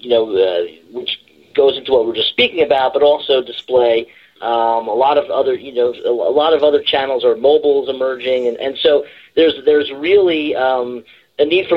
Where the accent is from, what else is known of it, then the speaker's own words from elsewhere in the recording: New Jersey, United States; I was raised in born and raised in New Jersey